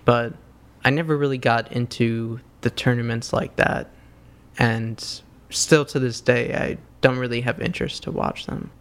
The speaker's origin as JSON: {"language": "English", "town": "New York City", "region": "New York", "country": "United States", "tie": "born or raised there", "said": "growing up in New York City"}